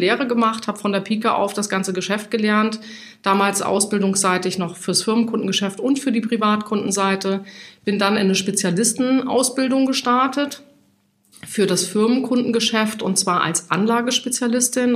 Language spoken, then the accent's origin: German; Hesse, Germany; born or raised there; moved away as an adult; now in Hamburg, Germany